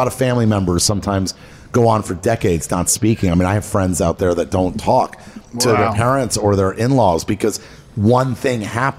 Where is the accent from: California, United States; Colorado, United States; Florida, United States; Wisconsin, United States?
Florida, United States; Miami; now in Los Angeles, United States; my whole life I grew up in Miami.